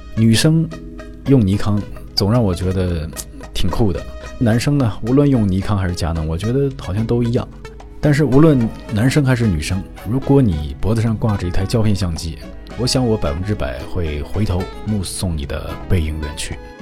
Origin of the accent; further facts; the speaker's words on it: Inner Mongolia, China; moved away as an adult; now in Japan; 我是中国人，我是内蒙人。嗯，虽然我是汉族啊，但是在内蒙古生活了将近二